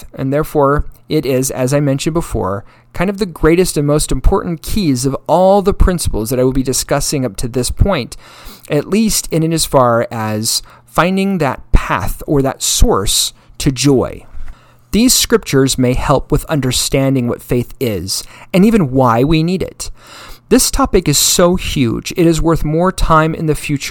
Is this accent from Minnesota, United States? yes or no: no; Utah, United States; I came from Utah